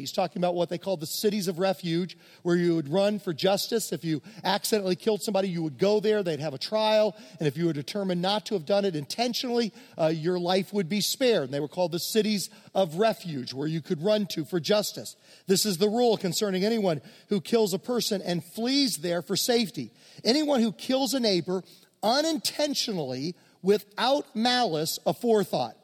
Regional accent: Virginia, United States; I grew up in Virginia among many Mennonites

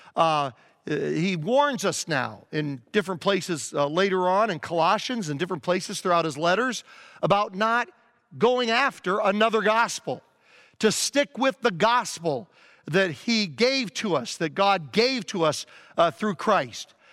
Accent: Virginia, United States; I grew up in Virginia

